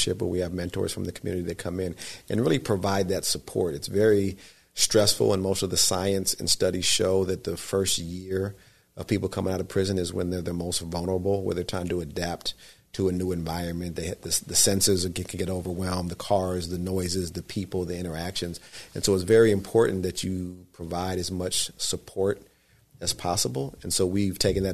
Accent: Southern California, United States; now in Northern California, United States; I'm not from Northern California. I'm from Southern California.

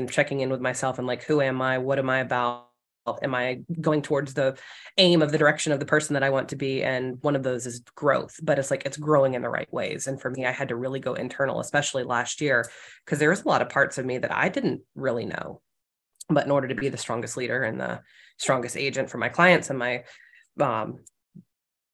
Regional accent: South Carolina, United States; moved away; I'm not from this area. I'm from South Carolina.

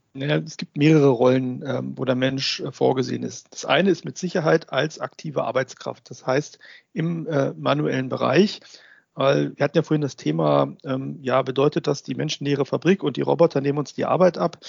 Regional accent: Germany; bei uns in Deutschland

